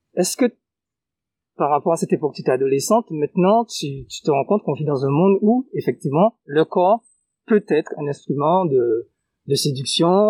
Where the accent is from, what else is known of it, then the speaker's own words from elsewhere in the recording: Guadeloupe; chez nous en Guadeloupe